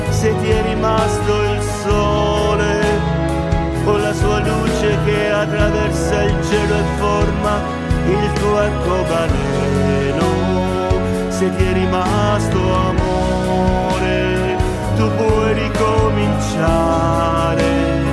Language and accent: Italian; Bari, Apulia, Italy; Buongiorno a tutti gli ascoltatori di Oner da … Sono di Bari